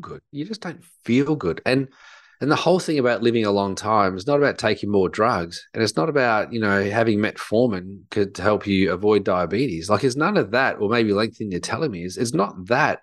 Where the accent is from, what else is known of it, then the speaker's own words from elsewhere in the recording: Australia; I think growing up in Australia